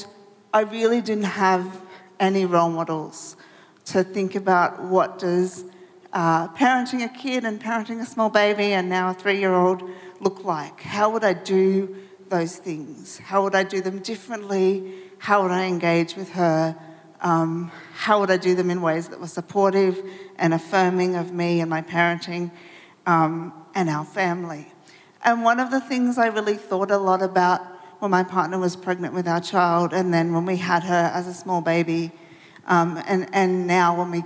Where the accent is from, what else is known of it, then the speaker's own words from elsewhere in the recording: Melbourne, Victoria, Australia; I'm from Melbourne